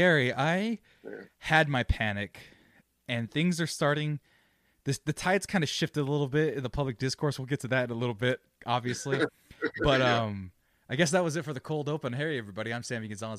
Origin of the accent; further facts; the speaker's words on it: United States; We're American